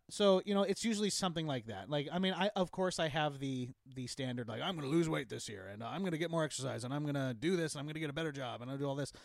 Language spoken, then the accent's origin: English; Eastern Washington, United States; I grew up in Eastern Washington